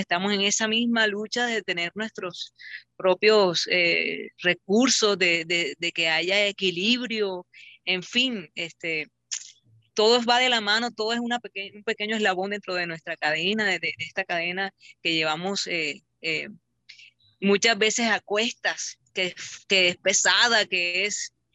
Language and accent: Spanish; Barranquilla, Atlántico, Colombia; de Barranquilla, Curramba la Bella, desde Colombia